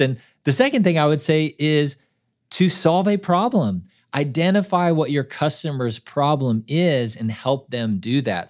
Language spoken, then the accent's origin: English; Kansas City, United States; I grew up in Kansas City